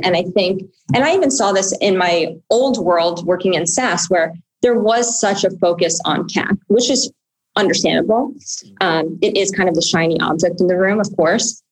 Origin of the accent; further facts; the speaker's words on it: New York City, New York, United States; I grew up on the Upper West Side of Manhattan